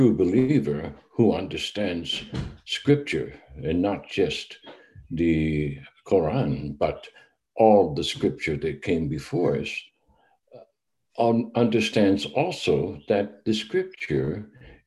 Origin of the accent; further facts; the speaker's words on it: United States; moved away; myself as an American